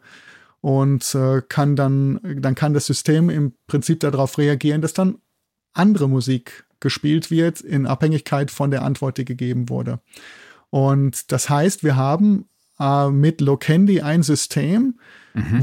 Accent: Germany; moved away as an adult; also born or lived in Bochum; now in Innsbruck, Austria; ich komme aus Deutschland

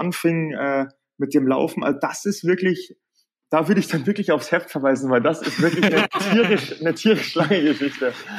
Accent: Bavaria, Germany; bei uns in Bayern heute ein Feiertag ist

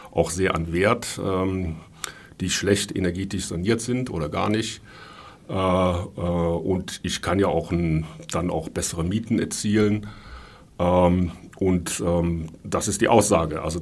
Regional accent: Rhineland, Germany; ich komme ja aus dem Rheinland, wie sagt man da?

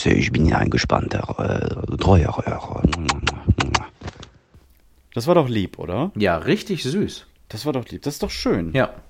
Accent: France; German is a second language; ich äh, komme nicht aus äh, wie man äh, jetzt vielleicht hört. Ich, ich habe Sympathie mit Albanien und ich komme aus Frankreich

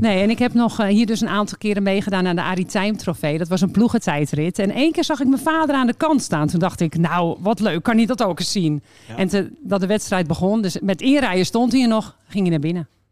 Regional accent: Warmenhuizen, North Holland, Netherlands; ik kom uit Warme Huizen

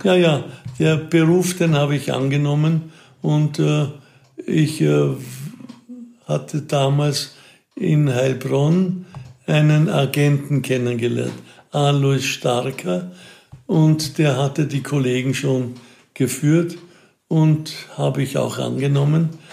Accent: Wiener Neustadt, Lower Austria, Austria; also born or lived in Burgenland; Ich komme aus Wiener Neustadt

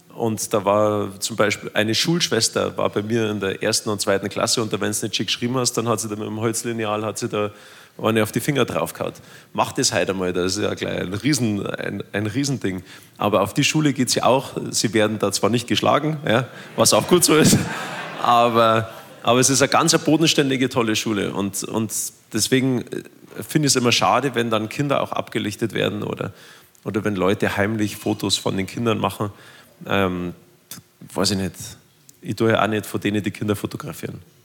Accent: Germany; bei uns in Deutschland

